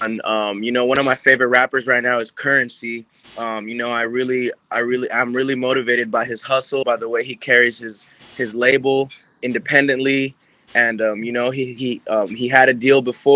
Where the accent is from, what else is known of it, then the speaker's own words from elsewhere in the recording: Orange, California, United States; also born or lived in Garden Grove, California; I was raised in Orange, all around Orange County